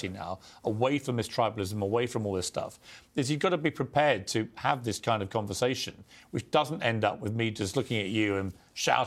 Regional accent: United Kingdom; accent: British; I'm a British guy

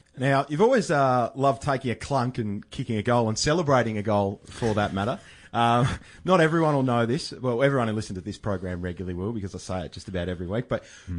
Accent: Melbourne, Victoria, Australia; Went to school together at Caulfield Grammar

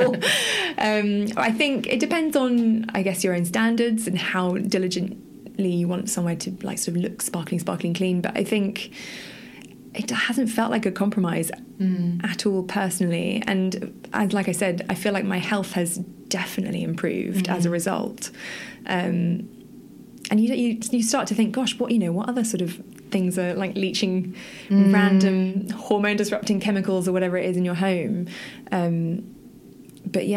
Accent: United Kingdom; as a Brit

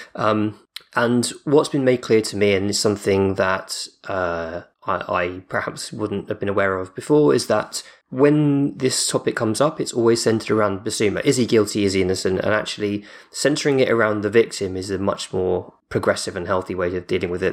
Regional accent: United Kingdom; I say Depot 'cause I'm, I'm British

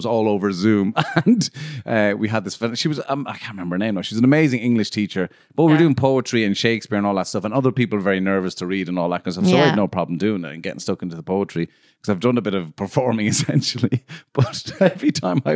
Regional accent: Ireland; moved away; I'm from Ireland, but I don't fucking live there

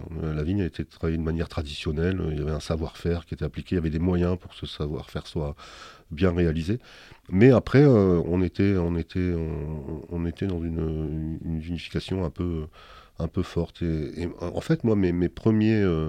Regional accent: Dunkirk area, Hauts-de-France, France; now in Bordeaux, France; Je suis né à Dunkerque effectivement et j'ai grandi dans un, village qui est le, village le plus septentrional de France, puisque j'étais à la frontière belge

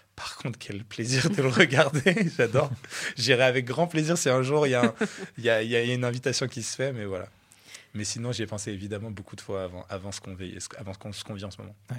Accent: Troyes, Grand Est, France; moved away as an adult; now in Aix-en-Provence, France; À la base, j'habitais à Troyes, en province. Euh, et, je suis parti de ma ville natale

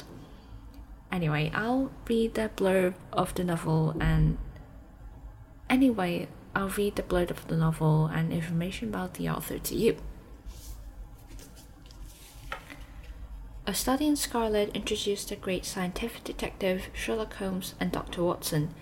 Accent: Taipei, Taiwan; also born or lived in Durham, England; I'm from Taipei, Taiwan.

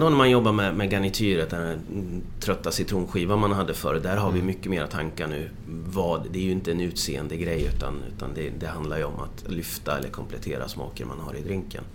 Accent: Motala, Östergötland, Sweden; moved away; also born or lived in Frederikshavn, Denmark; jag kommer från Motala ursprungligen

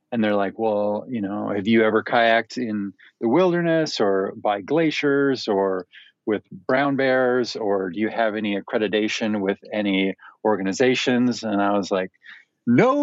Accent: Minnesota, United States; moved away as an adult; I grew up in Minnesota, which is the very center of the United States, like on the northern side.

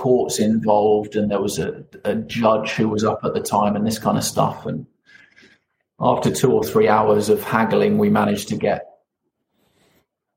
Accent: United Kingdom; I'm British

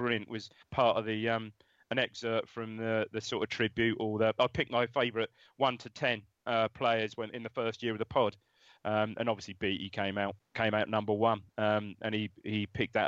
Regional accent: Ipswich, East of England, United Kingdom; I was from Chantry, born and brought up in Chantry.

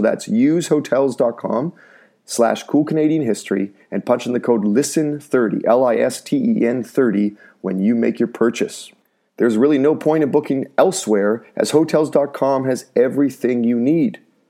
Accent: North Vancouver, British Columbia, Canada; You want a seaside apartment in my hometown in North Vancouver?

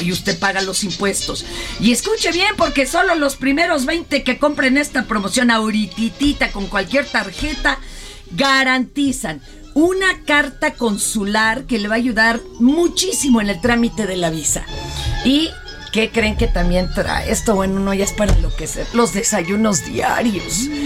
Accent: Mexico; somos mexicanos

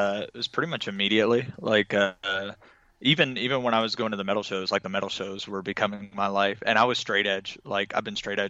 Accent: Little Rock, Arkansas, United States; I'm originally from Arkansas, like Little Rock, Arkansas.

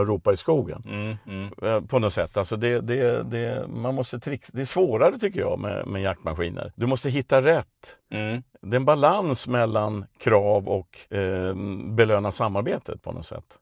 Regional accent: Stockholm, Stockholm County, Sweden; moved away as an adult; also born or lived in Värmland; now in Östergötland, Sweden; jag är från ett ställe som förr hette Sibirien i Vasastan i Stockholm.

